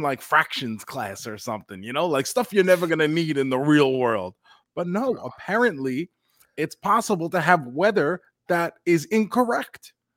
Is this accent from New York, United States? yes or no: yes; New York, United States; when we grew up in New York